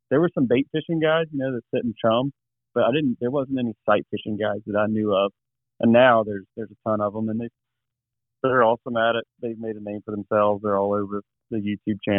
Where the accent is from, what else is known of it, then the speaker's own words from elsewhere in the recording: Goochland, Virginia, United States; I'm in central Virginia, right outside of Richmond, west of Richmond a little ways, in between Richmond and Charlottesville, a little town called Goochland, and Goochland's bordered on the southern county line by the James River. So I was raised in the James River, smallmouth fishing.